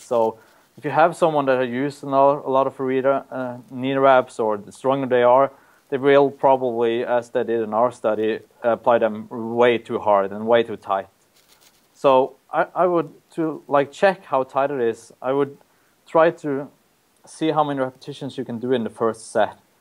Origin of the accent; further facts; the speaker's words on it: Norway; moved away as an adult; now in Auckland, New Zealand; I'm from Norway